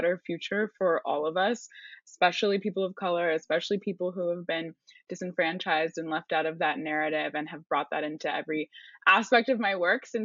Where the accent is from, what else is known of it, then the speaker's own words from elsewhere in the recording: California, United States; I grew up in California